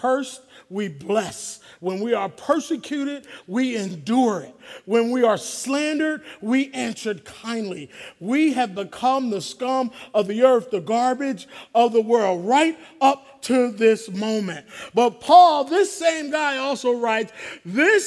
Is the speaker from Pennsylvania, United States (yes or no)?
yes; Philadelphia, Pennsylvania, United States; growing up in Philly as an African-American man